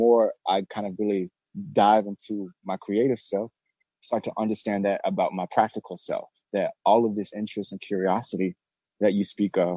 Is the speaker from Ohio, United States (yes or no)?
no; Birmingham, Alabama, United States; now in Brooklyn, New York, United States; I'm originally from Birmingham, Alabama